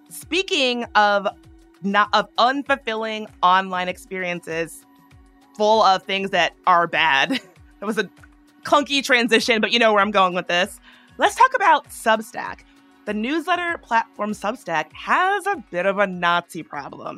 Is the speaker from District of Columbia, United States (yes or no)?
yes; Washington, District of Columbia, United States; my hometown of Washington, D.C.